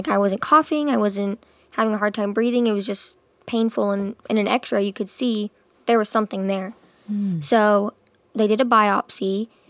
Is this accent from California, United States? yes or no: yes; Rancho Cucamonga, California, United States; born there; I was born in California.